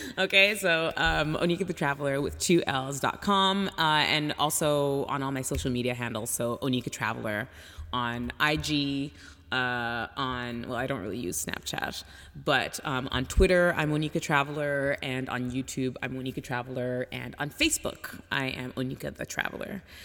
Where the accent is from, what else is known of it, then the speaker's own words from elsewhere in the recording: Toronto, Ontario, Canada; moved away as an adult; also born or lived in France / Mexico / Hong Kong / England; now in United States; I grew up in Toronto.